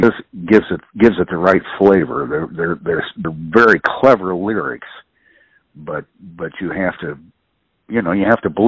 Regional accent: Columbus, Ohio, United States; moved away as an adult; also born or lived in Ironton, Ohio / New Orleans; growing up in Columbus, Ohio

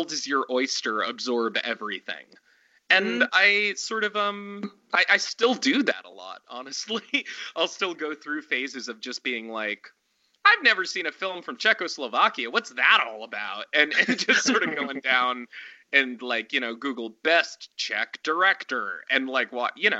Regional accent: Pennsylvania, United States; moved away as an adult; also born or lived in Montana / New York City / Paris / Berlin; now in Los Angeles, United States; I'm originally from Montana. Moved to Pennsylvania when I was pretty young, like, you know, 8 or 9, I'd say. Went to high school and everything there.

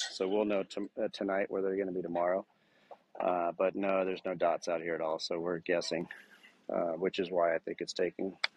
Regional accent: Sheboygan, Wisconsin, United States; We're from Sheboygan.

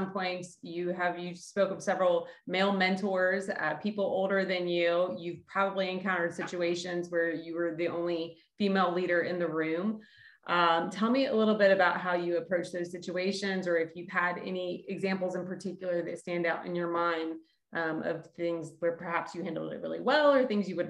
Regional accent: Florida, United States; I'm coming from Florida myself

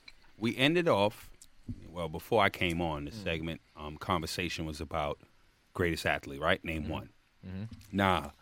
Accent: Jamaica; I'm Jamaican

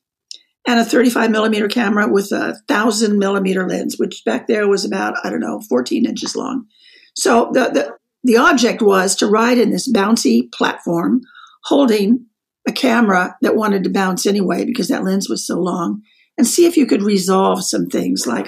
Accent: Wichita, Kansas, United States; moved away as an adult; also born or lived in Frankfurt, Germany; I was 20 years old and I'm from Kansas

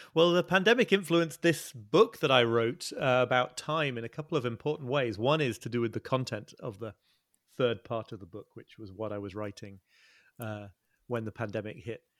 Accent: north of England, near North Yorkshire, Yorkshire and the Humber, United Kingdom; moved away as an adult; also born or lived in Liverpool / Brooklyn, New York; I was born in Liverpool and grew up in the north of England, near, near where I'm living now.

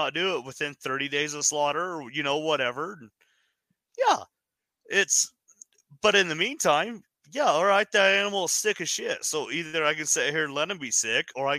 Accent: Wyoming, United States; now in Utah, United States; growing up in Wyoming, I mean, we're coal country.

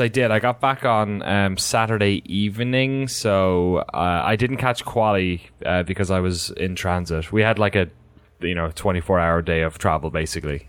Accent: Ireland; As an Irish person

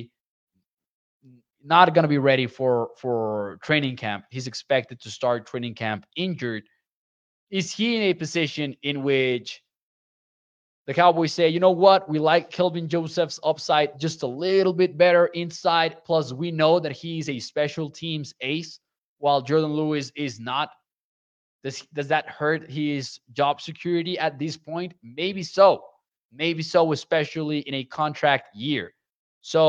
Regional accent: Chihuahua, Mexico; I've been working with the Caudillos de Chihuahua, which are from my hometown, since they were founded in 2019

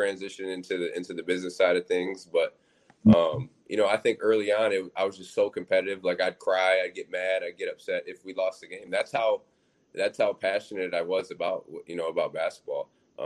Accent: Michigan, United States; now in Syracuse, United States; I was born in Michigan

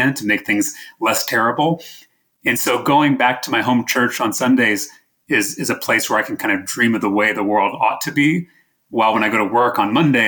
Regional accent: Round Rock, Texas, United States; my hometown of Round Rock, Texas, just north of Austin

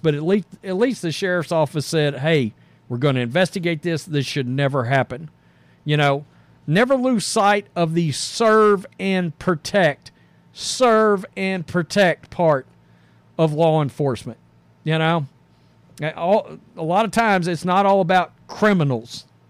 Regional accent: the South, United States; we're from the South

